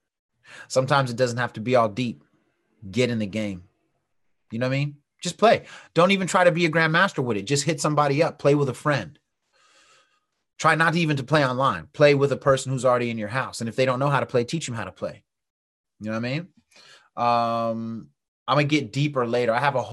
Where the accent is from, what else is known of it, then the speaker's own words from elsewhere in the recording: West Coast, United States; but I'm from the West Coast and I used to rhyme.